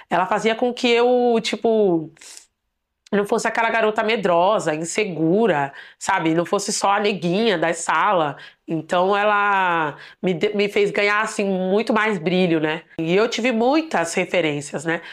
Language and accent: Portuguese; Diadema, São Paulo, Brazil; Eu sou de Ademense, Nasci aqui na periferia de São Paulo